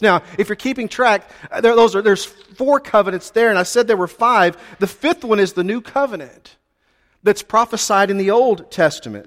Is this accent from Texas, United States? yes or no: yes; Texas, United States; we're from Texas and we're direct people